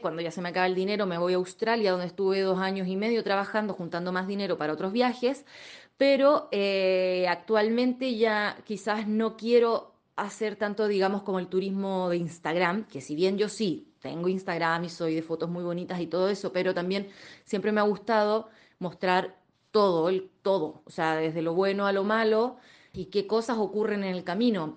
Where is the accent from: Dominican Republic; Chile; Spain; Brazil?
Chile; moved away as an adult